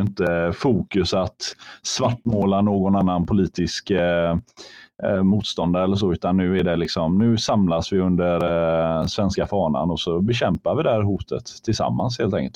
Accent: Sweden; vi svenskar

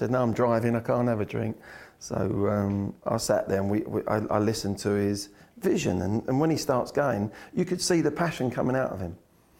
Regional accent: Swindon, South West England, United Kingdom; I come from Swindon and they had better facilities than we had at Chelsea.

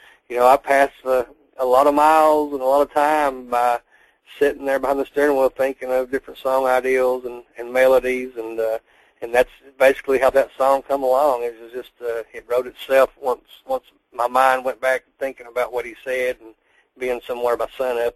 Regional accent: Elkhorn City, Kentucky, United States; also born or lived in California; I moved from California when I was like 3 years old to extreme eastern Appalachian Kentucky, a little town called Elkhorn City

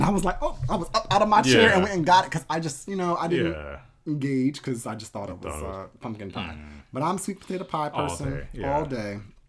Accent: the North, United States; I'm from the North.

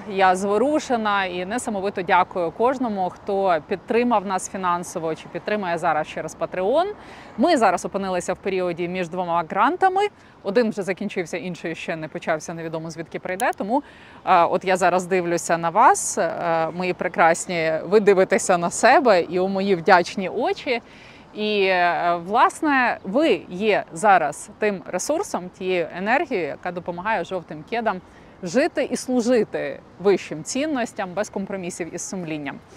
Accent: Lviv, Lviv Oblast, Ukraine; now in Kyiv, Ukraine; А я львів'янка, настрій. Я львів'янка, мені взагалі львівські душі до душі.

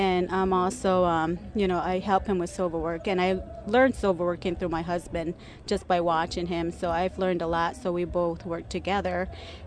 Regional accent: Santo Domingo Pueblo, New Mexico, United States; now in Chicago, United States; I'm originally from Santo Domingo Pueblo, known as Kiowa, but now I reside in Chicago, Illinois

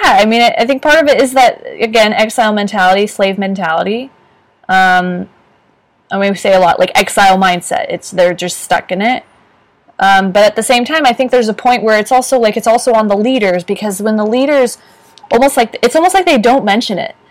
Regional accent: San Francisco Bay Area, California, United States; I grew up in the San Francisco Bay Area

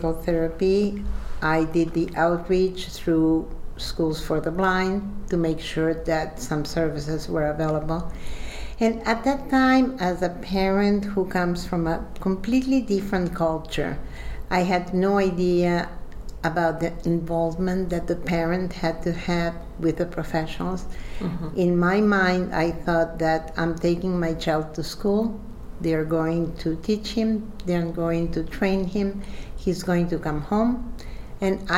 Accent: Uruguay; now in New York, United States; I'm originally from Uruguay, South America.

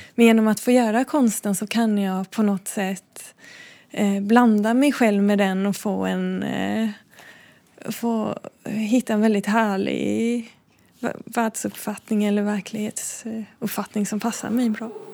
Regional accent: Backaryd, Blekinge, Sweden; jag är uppvuxen eh, utanför Backaryd, utanför ett jättelitet samhälle som heter Bäckasjögärde, som nästan ingen känner till.

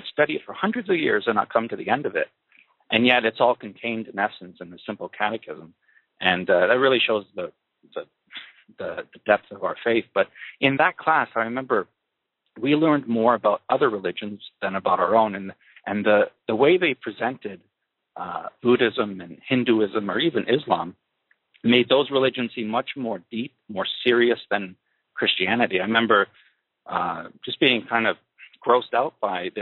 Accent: Kitchener, Ontario, Canada; I was born and raised in Kitchener, Ontario, Canada, in 1979

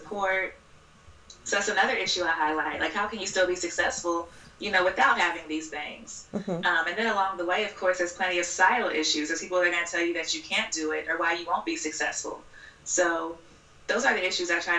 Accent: Louisville, Kentucky, United States; moved away as an adult; also born or lived in Cincinnati; now in Washington, D.C., United States; I'm from Louisville, Kentucky. Uh-huh. I was born and raised there.

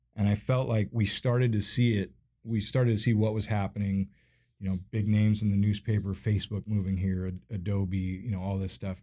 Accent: Seattle, Washington, United States; I grew up in View Ridge

